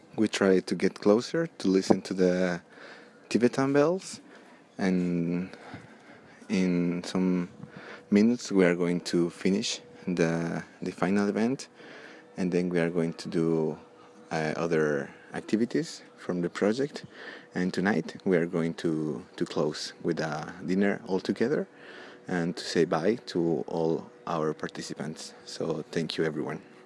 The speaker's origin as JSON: {"language": "English", "country": "Latvia", "second_language": "English", "said": "I'm from Latvia."}